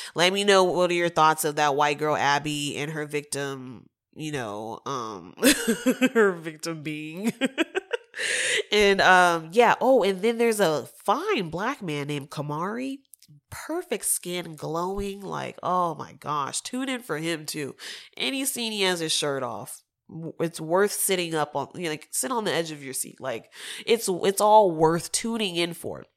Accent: Texas, United States; I'm from the South, but I'm from Texas

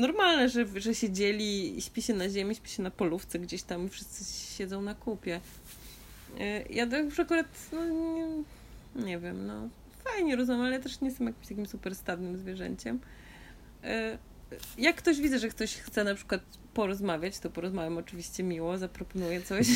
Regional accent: Augustów, Podlaskie Voivodeship, Poland; się urodziłam w Augustowie

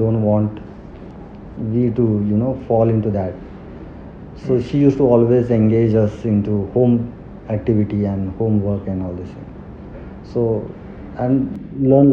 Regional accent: Pune, Maharashtra, India; English is a second language; also born or lived in Rahimatpur, Satara, Maharashtra; I am brought up in Pune. I am born in a small town in district Satara called Rahmatpur.

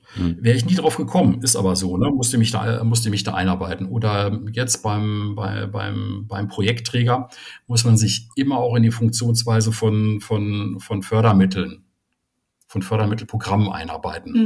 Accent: Soest, North Rhine-Westphalia, Germany; moved away; ich komme ursprünglich aus Soest

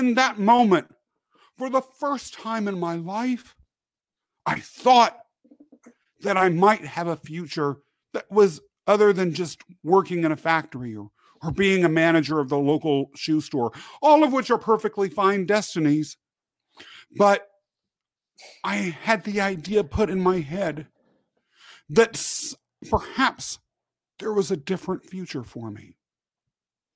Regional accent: Kansas, United States; born or raised there; also born or lived in England

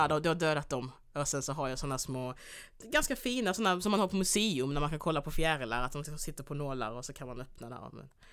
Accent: Skåne, Sweden; also born or lived in Angola; jag är också uppvuxen i Skåne

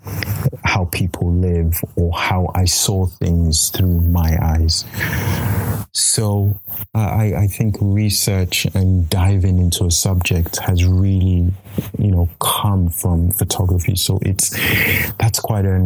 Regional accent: Nigeria; now in United Kingdom; a Nigerian living in the UK, as a man.

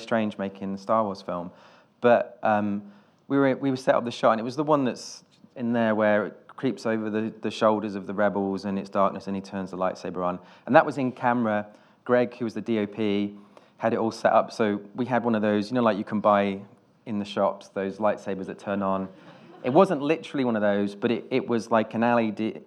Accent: Nuneaton, West Midlands, United Kingdom; also born or lived in Wales; I'm from Nuneaton, this town in the Midlands

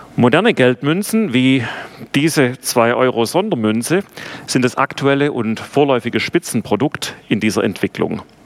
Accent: Bad Urach, Baden-Württemberg, Germany; accent: Swabian; also born or lived in Ludwigsburg; Ich bin geboren in Bad Urach, also wir können auch Schwäbisch schwätzen, aber ähm, ich versuche es mal auf Deutsch. Und ähm, bin auf der Schwäbischen Alb aufgewachsen

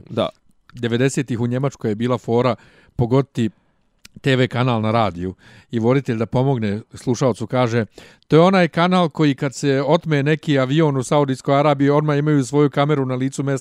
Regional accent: Bosnia & Herzegovina; also born or lived in Doboj; now in Serbia; mi koji smo odatle

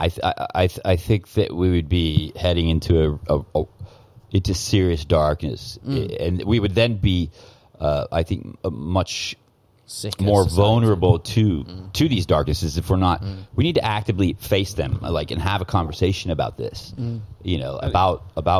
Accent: Portland, Oregon, United States; now in Thailand; I'm from Portland, Oregon, so that's like the PC capital of the world.

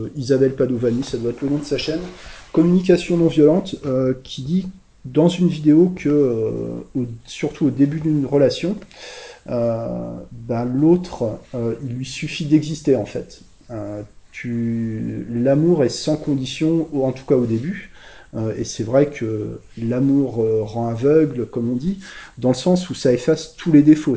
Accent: France; chez nous en France, enfin je dis chez moi en fait plutôt

